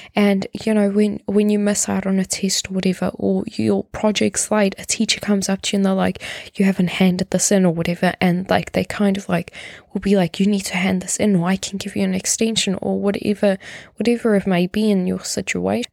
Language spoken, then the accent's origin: English; South Africa; moved away; I come from South Africa